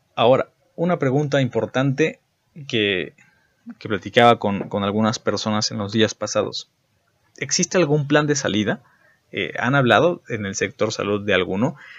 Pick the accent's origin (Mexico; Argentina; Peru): Mexico; en México